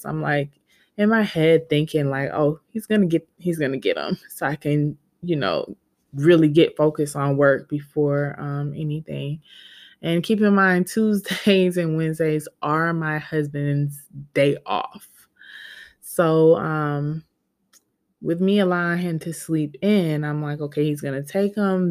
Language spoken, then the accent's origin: English; Georgia, United States; I'm, was born and raised in Georgia.